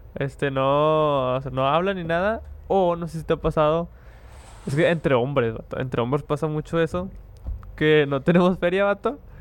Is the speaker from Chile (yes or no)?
no; Monterrey, Nuevo León, Mexico; somos regios. Los que son aquí de Monterrey saben que es hacer una carnita asada.